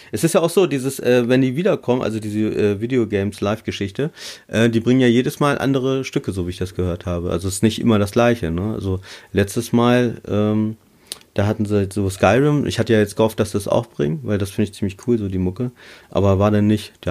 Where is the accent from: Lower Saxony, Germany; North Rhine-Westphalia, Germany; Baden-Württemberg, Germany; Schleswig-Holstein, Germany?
Lower Saxony, Germany; Berlin ist bei mir ja auch nicht um die Ecke, ich komme ja aus Niedersachsen